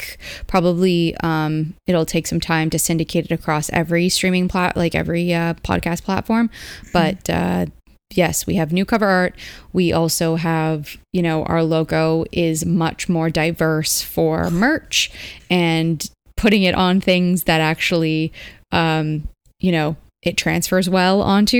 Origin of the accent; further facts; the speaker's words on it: Canada; as a Canadian